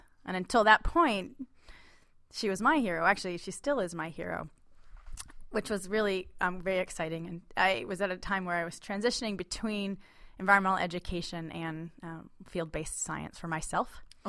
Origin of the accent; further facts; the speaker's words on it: Connecticut, United States; now in Seattle, United States; And I grew up in Connecticut, looking under rocks and swinging from trees and playing outdoors.